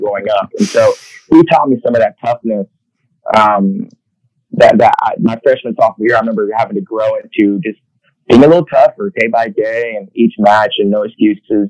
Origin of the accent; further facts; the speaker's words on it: Houston, Texas, United States; I grew up in the Houston area